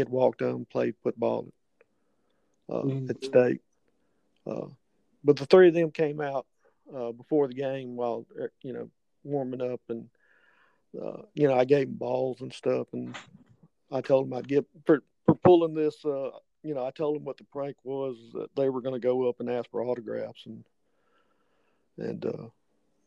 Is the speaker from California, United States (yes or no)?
no; Greenville, Mississippi, United States; Greenville, which was my hometown